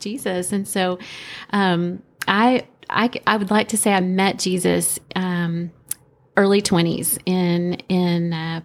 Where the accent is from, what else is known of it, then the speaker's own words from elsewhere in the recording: Arkansas, United States; moved away as an adult; also born or lived in Europe; now in Clarksville, United States; originally grew up in Arkansas, northwest corner.